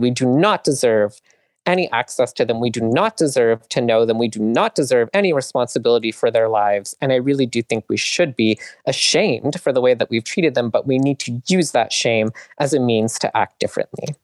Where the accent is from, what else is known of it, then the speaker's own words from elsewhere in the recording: Canada; I grew up in Canada